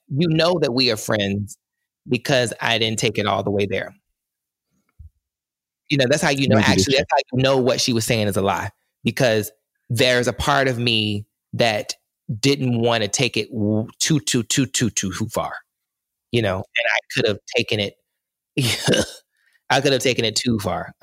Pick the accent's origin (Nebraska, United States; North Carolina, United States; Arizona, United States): North Carolina, United States; I am from North Carolina